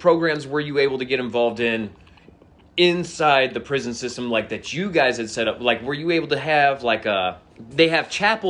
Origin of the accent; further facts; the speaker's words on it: Georgia, United States; You know, I'm from Fayette County, right?